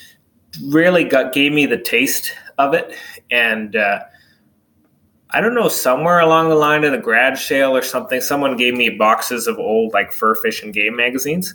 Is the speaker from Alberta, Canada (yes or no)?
yes; Donnelly, Alberta, Canada; now in DeBolt, Canada; I grew up about a couple hours from here in a little place called Donnelly, actually a French-Canadian community.